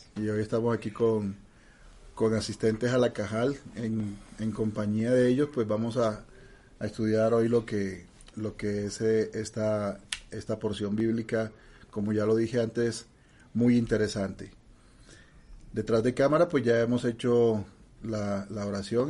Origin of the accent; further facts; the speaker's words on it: Barranquilla, Atlántico, Colombia; accent: costeño; moved away; yo soy de origen barranquillero costeño